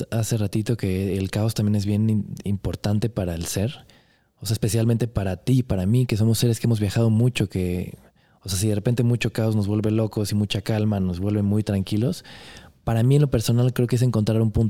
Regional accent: Monterrey, Nuevo León, Mexico; born there; also born or lived in Guanajuato / Puebla / Cuernavaca / Los Angeles; Nací en Monterrey, viví en Guanajuato, en Puebla, en Cuernavaca, en, en Los Ángeles, en Querétaro. Luego me fui a Brasil, Argentina, Chile un rato

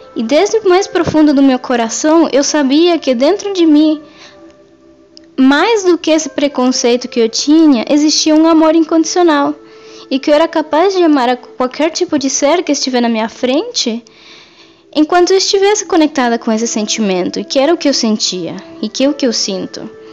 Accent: Venezuela; moved away; eu cresci na Venezuela, numa família matriarcal

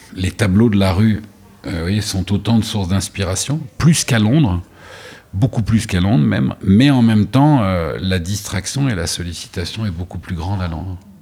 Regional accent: Beaulieu-sur-Mer, Provence-Alpes-Côte d'Azur, France; moved away as an adult; also born or lived in Paris, France; now in New York, United States; les années euh, fondatrices de mon enfance se sont passées à Beaulieu-sur-Mer

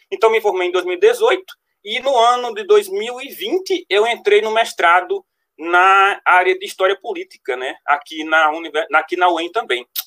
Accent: Paraná, Brazil; eu sou aqui do Paraná

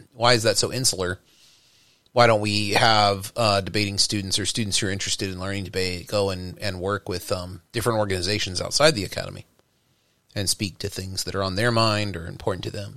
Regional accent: Texas, United States; now in New York, United States; growing up in Texas

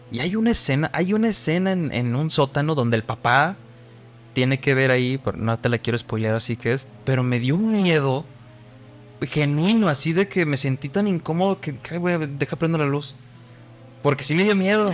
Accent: Mexico

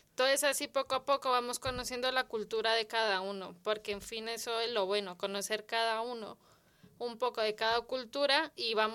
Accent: Colombia; now in Madrid, Spain; Yo soy colombiana, mi panadería es colombiana.

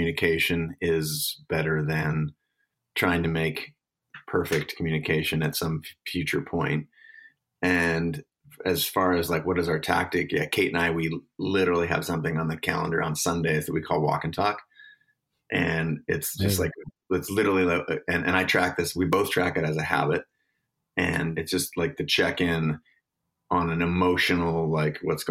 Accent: Seattle, Washington, United States; I'm born and raised in Seattle

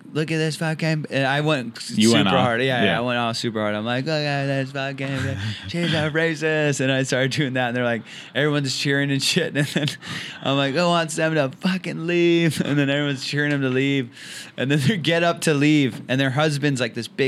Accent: Orange County, California, United States; I'm just like a kid from Orange County, California

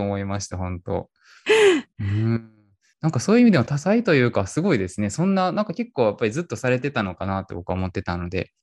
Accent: Kyoto, Japan; also born or lived in Dubai; 僕生まれも育ちも京都なんで京都にいるんですけど

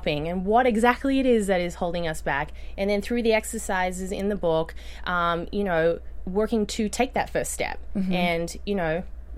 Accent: Australia; moved away; you can tell from my accent, I grew up in Australia.

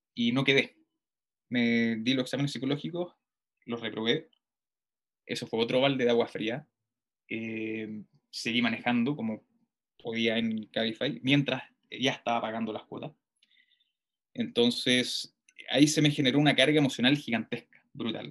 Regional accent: Puente Alto, Santiago Metropolitan Region, Chile; yo nací, nacido y criado en Puente Alto

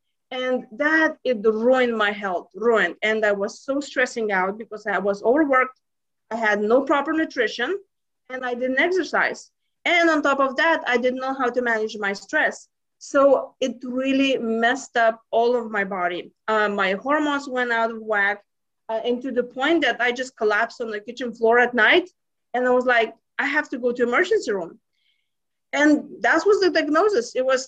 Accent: Lithuania; now in United States; But you see, I came from Lithuania 20 years ago to US and I thought this is the land of opportunities.

